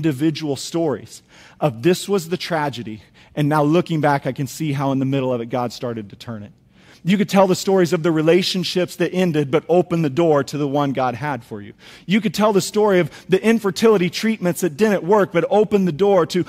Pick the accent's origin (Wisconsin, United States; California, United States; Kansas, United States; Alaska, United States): Kansas, United States; Topeka; also born or lived in Springfield; Angie and I, we grew up in Topeka, Kansas